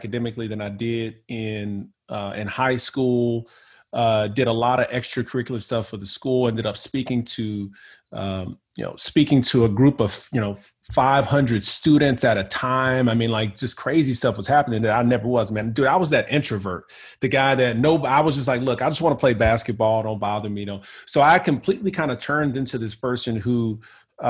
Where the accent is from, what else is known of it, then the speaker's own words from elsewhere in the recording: Houston, Texas, United States; my hometown, which is Houston, Texas. Grew up there.